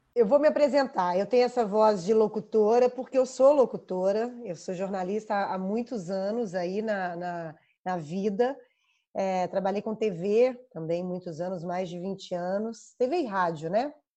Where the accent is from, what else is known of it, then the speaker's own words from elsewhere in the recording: Belo Horizonte, Minas Gerais, Brazil; accent: mineiro; sou mineira, nascida e criada em Belo Horizonte. Dá para ver pelo sotaque, eu imagino